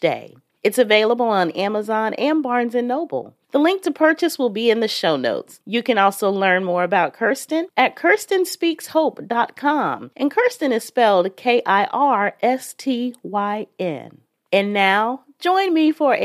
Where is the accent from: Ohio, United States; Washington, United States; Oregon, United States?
Ohio, United States; Dayton; I'm from Dayton as well. Graduated from Chaminade